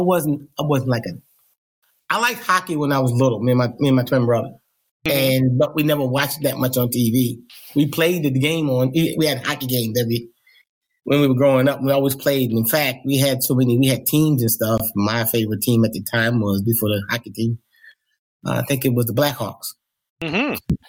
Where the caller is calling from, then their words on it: Felton, Delaware, United States; I am calling from Felton, Delaware.